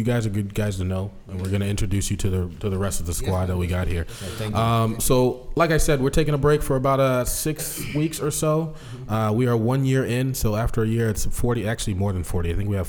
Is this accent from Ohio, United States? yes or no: no; Seattle, Washington, United States; Seattle. I'm from Seattle.